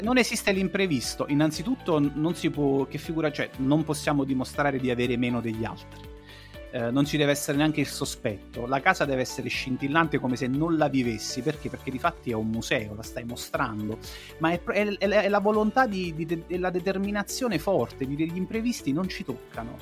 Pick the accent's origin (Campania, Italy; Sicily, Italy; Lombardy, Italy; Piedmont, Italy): Campania, Italy; Naples; sono napoletano